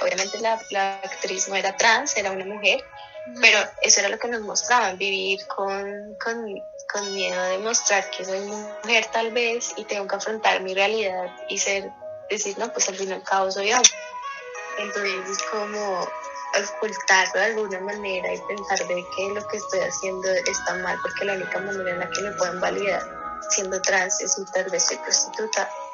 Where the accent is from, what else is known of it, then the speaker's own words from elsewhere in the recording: Colombia; para nosotros como colombianos era como normal